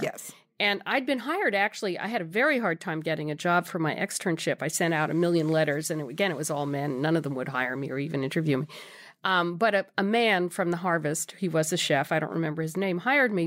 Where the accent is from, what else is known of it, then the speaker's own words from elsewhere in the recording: New York City, New York, United States; I grew up in New York City